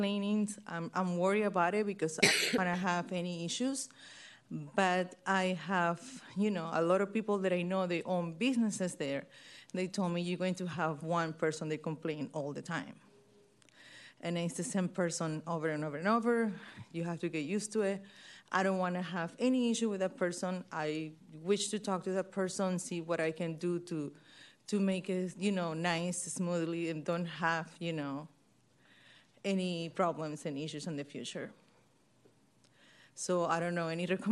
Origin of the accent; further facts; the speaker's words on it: Venezuela; now in San Francisco, United States; I'm from originally from Venezuela